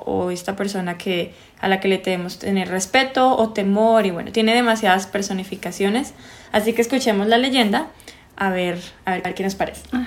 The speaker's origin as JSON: {"language": "Spanish", "country": "Colombia", "said": "las dos somos colombianas"}